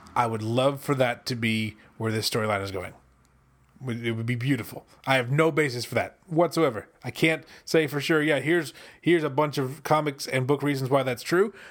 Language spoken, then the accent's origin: English; United States; I'm an American.